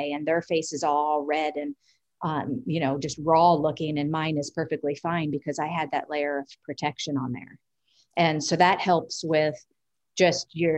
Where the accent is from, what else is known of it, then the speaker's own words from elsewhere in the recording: Washington metropolitan area, United States; growing up inside the Beltway. What that means is I grew up in the city.